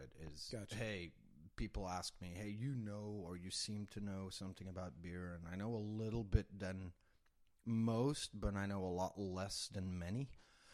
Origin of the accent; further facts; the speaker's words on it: Belgium; moved away as an adult; now in Texas, United States; I'm from Belgium, born and raised in Belgium